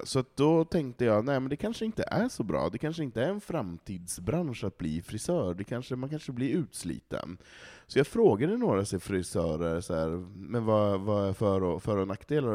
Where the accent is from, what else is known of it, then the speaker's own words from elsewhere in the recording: Malå, Västerbotten County, Sweden; moved away; i Malå, i samhället där jag kommer ifrån